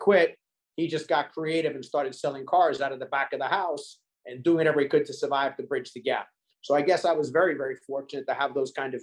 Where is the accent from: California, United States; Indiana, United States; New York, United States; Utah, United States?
New York, United States; New York City; now in Hollywood, Florida, United States; We were raised in Staten Island, New York.